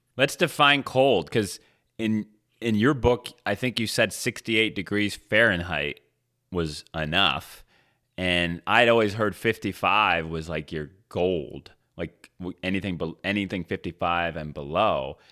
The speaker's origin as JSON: {"language": "English", "region": "Michigan", "country": "United States", "tie": "born or raised there", "said": "when I was a kid, I grew up in Michigan"}